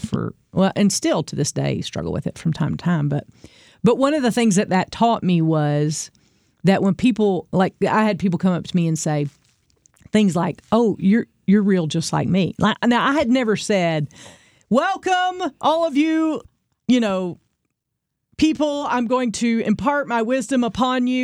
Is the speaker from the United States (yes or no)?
yes; the Bible Belt, United States; we grew up in the Bible Belt, especially if you're, you're from here.